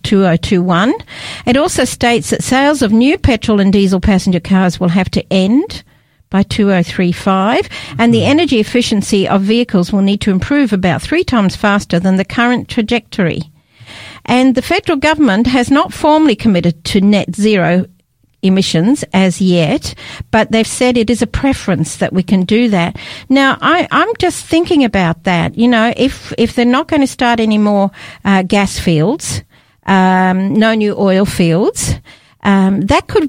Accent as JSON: {"language": "English", "town": "Edinburgh", "region": "Scotland", "country": "United Kingdom", "moved": "yes", "said": "I'm actually from Edinburgh"}